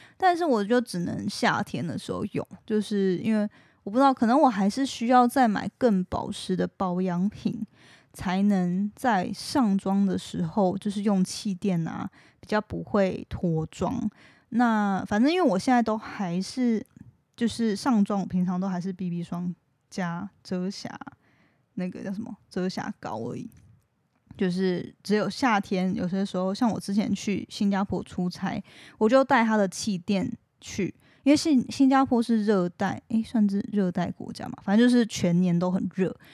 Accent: Taiwan; accent: Taiwanese Mandarin; 我自己的台湾国语越来越，越来越严重了

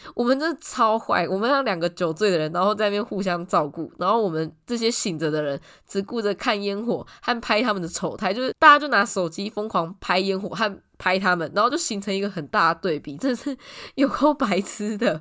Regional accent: Tainan, Taiwan; 我本身是台南人

